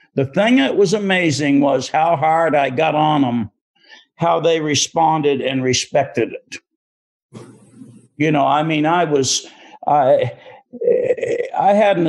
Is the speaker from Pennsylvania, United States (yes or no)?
no; Maine, United States; moved away as an adult; also born or lived in Kentucky; As a person from Maine. Sometimes growing up in Maine, you feel a little self-conscious or you don't have greatest confidence.